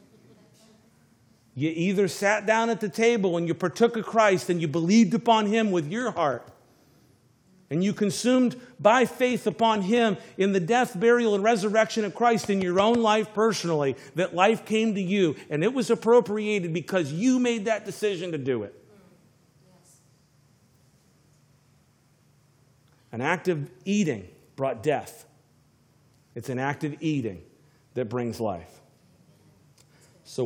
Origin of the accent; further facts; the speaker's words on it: Florida, United States; moved away; I'm from Florida.